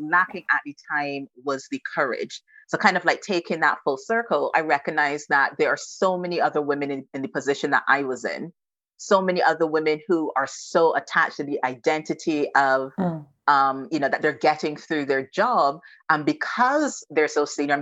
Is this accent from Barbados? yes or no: yes; Barbados; moved away as an adult; now in United Kingdom; I'm not from the UK. I am Bajan to the bone. I'm 100% Bajan. So I'm from Barbados. And I came over to the UK when I was 21.